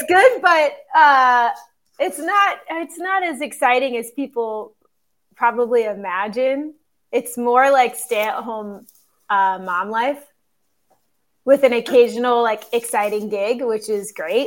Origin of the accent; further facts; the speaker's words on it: Cincinnati area, Northern Kentucky, United States; moved away as an adult; now in New York City, United States; I did theater for a kid audience growing up in Northern Kentucky in the Cincinnati area